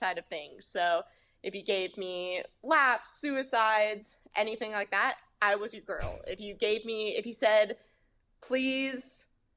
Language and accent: English; Southern Virginia, United States; I grew up in Southern Virginia. So everybody has the country twang